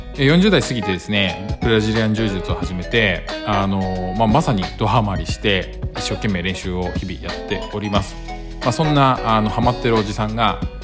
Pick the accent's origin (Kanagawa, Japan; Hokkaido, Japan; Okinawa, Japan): Kanagawa, Japan; Yokohama; now in Fukuoka, Japan; 私の実家に帰れば横浜